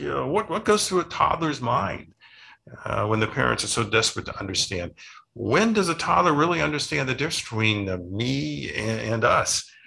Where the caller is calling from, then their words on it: Scottsdale, Arizona, United States; I'm calling in from Scottsdale, Arizona